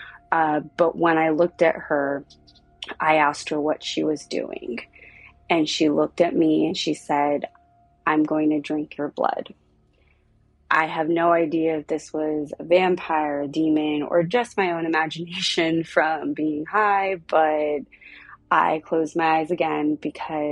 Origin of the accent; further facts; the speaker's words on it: Southern California, United States; also born or lived in South Pasadena, California; I am 33 years old. I am from Southern California.